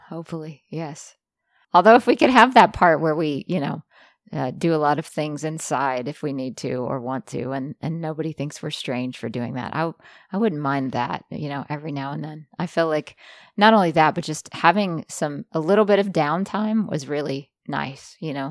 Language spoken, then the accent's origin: English; Jackson, Mississippi, United States; I grew up in Jackson, Mississippi